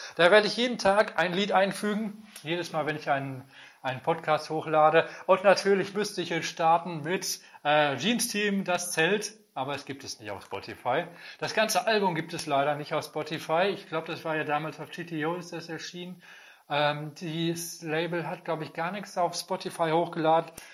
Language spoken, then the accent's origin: German; Germany; als Deutscher